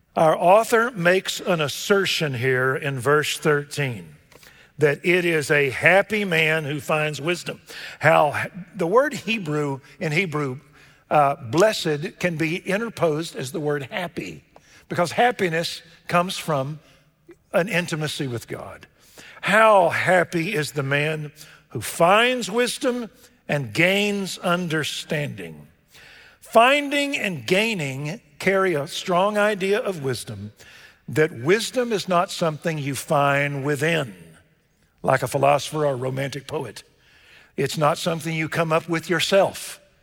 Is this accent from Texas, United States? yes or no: yes; Waco, Texas, United States; born or raised there